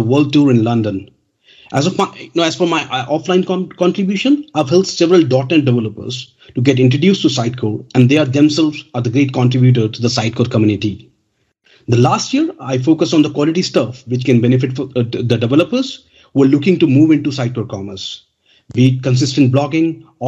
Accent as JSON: {"language": "English", "country": "India", "moved": "yes", "lives_now": "United Kingdom", "said": "I'm from India, but now I'm settled in the United Kingdom"}